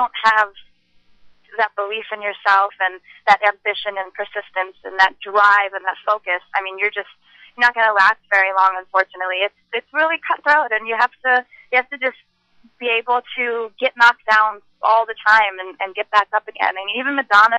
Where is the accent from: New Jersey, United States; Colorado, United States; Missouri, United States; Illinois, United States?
New Jersey, United States; I'm American as well as Indian. I grew up in Jersey.